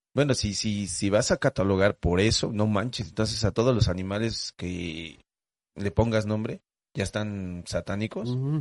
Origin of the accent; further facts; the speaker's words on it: Mexico; como todo mexicano